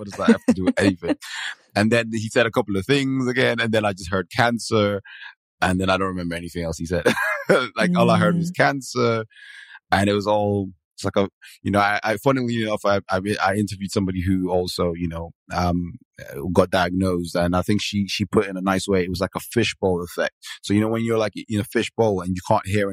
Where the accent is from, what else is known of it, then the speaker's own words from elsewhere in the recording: Nigeria; moved away as an adult; now in Manchester, United Kingdom; I am originally Nigerian, and I moved to the UK in 2005.